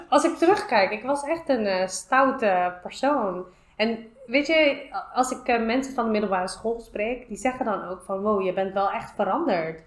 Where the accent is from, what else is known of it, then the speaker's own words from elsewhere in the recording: The Hague, South Holland, Netherlands; ik kwam uit Schilderswijk, ik woon nog steeds in Schilderswijk